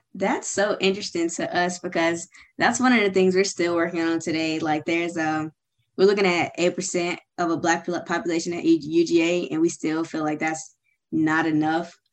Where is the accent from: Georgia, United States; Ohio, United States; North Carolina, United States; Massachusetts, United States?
Georgia, United States; Suwanee; also born or lived in Memphis, Tennessee; I'm originally from Memphis, Tennessee, but I grew up in Suwanee, Georgia